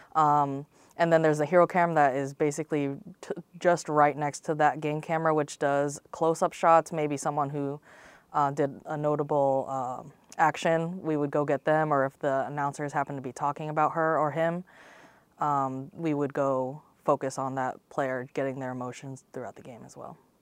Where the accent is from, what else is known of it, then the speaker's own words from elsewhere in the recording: Lakeland, Florida, United States; I'm from Lakeland, Florida, Central Florida, right between, uh, Tampa and Orlando on I four.